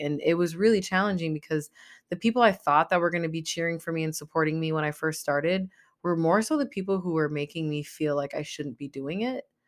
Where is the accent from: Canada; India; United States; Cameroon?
United States; my nationality is I'm American. I was born in America